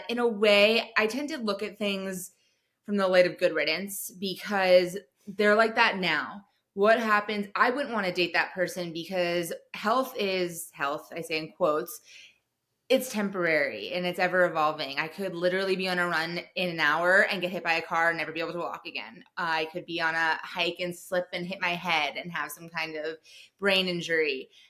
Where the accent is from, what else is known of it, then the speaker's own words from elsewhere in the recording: Telluride, Colorado, United States; I remember when I first moved to Denver, so we're from Telluride, everyone skis all the time.